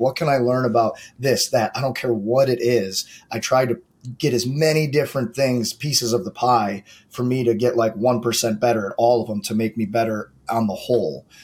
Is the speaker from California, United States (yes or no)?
no; St. Louis, Missouri, United States; I grew up in St. Louis